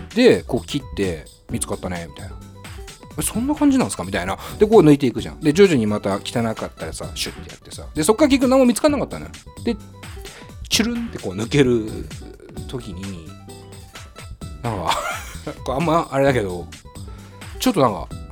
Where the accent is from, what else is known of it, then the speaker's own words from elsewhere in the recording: Tokyo, Japan; 下北沢っていうね僕の地元の町でもあるんですけど